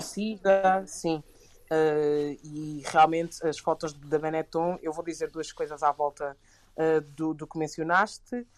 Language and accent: Portuguese; Portugal; crescendo em Portugal